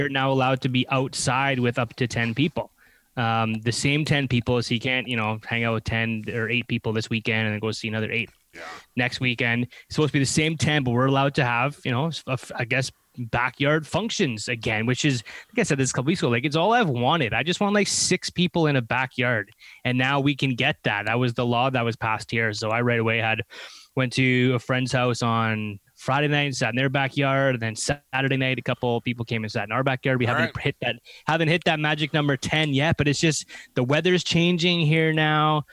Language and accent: English; Canada; we are Canadian